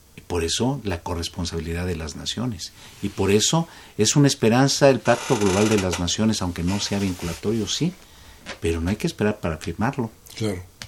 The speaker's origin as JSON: {"language": "Spanish", "country": "Mexico"}